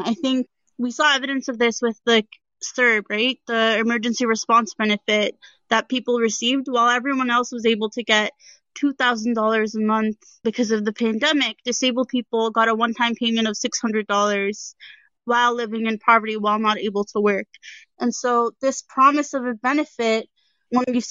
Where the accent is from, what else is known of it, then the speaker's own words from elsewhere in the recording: Hamilton, Ontario, Canada; I'm from Hamilton